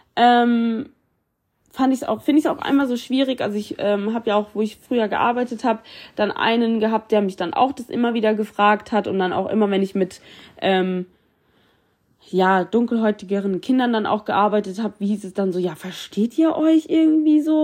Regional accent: Germany; Ich bin in Deutschland geboren, ich fühle mich deutsch und ich liebe es, deutsch zu sein.

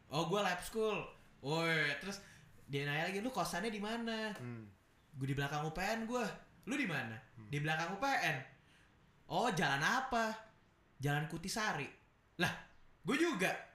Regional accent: Jakarta, Indonesia; moved away as an adult; also born or lived in Yogyakarta; gue dari Jakarta

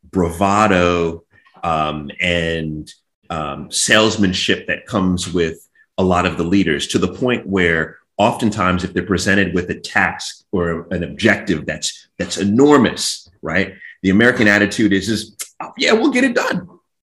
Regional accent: Jamaica; I had, you know, I'm Jamaican, you know, Caribbean.

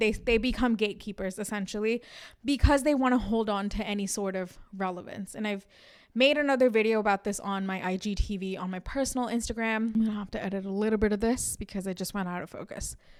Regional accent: India; we are Indians and we're proud of being Indian

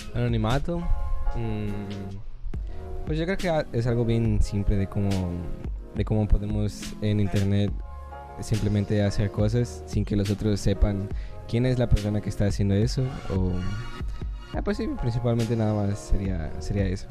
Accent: Mexico; nosotros como mexicanos

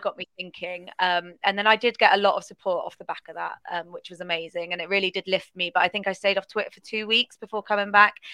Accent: Bristol, South West England, United Kingdom; they're in my hometown

